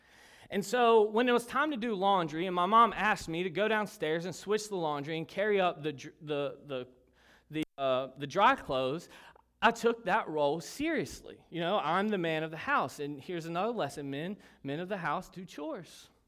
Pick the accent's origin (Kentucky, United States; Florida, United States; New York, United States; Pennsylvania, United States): Kentucky, United States; moved away; I'm originally from Kentucky, and northern Kentucky. It's not really Kentucky. It's more Ohio than it is Kentucky.